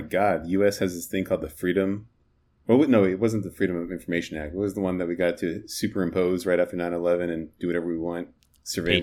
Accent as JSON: {"language": "English", "region": "Arizona", "country": "United States", "said": "I'm from Arizona"}